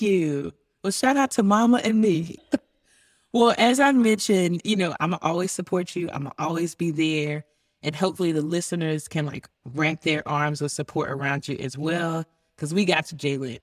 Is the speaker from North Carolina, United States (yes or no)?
yes; Boone, North Carolina, United States; I'm a country, country girl, being born in Bun, North Carolina